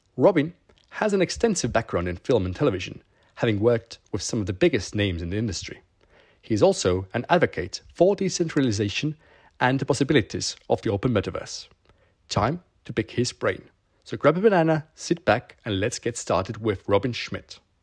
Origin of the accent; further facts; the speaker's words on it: Estonia; I come from Estonia